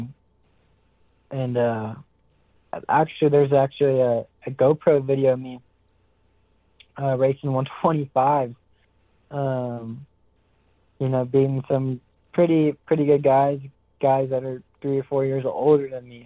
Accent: Big Sur, California, United States; I'm from Big Sur, California. Born and raised

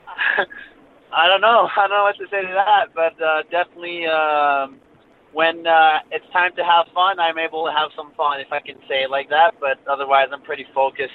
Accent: Quebec, Canada; I'm French Canadian. I'm uh, from uh, actually a small town called Bellay in Montreal

